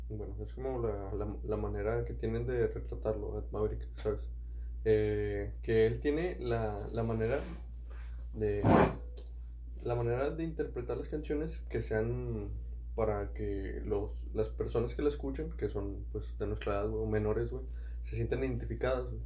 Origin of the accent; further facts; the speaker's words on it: England, United Kingdom; Y yo soy de Inglaterra, ¿sabes?